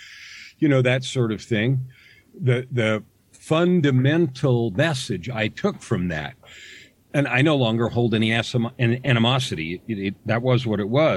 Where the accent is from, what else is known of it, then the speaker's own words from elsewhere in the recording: San Francisco Bay Area, California, United States; I grew up in the San Francisco Bay Area in the days when the hippies were born and died.